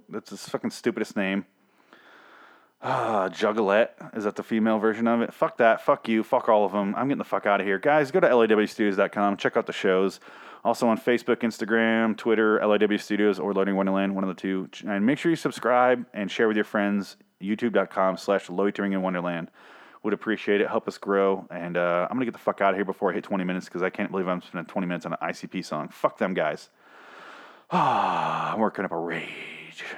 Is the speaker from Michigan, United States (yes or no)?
yes; Michigan, United States; I grew up in Michigan